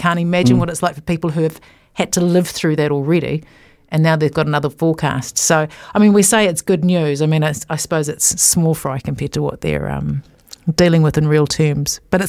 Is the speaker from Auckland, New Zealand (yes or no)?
no; Thames Coast, Waikato, New Zealand; I'm from the Thames Coast. We were used to the rangers hauling us off the rocks for eating the oysters.